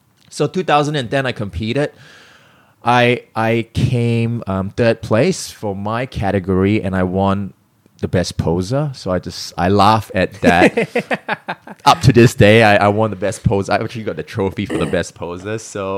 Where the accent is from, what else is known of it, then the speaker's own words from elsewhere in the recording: Singapore; also born or lived in Melbourne, Australia; So, I mean, I'm born in Singapore, I'm Singaporean, but I spent about 16 years in Australia, Melbourne, Australia, which I call my home.